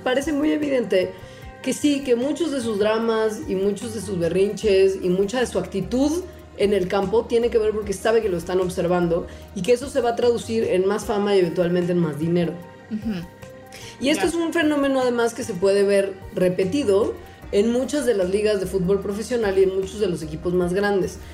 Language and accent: Spanish; Mexico; also born or lived in Mexico City; uno como mexicano está acostumbrado a vivir en la CDMX